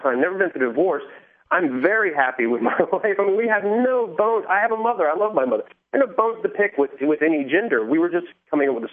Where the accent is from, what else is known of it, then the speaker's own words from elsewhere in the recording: the South, United States; moved away; I'm from the South originally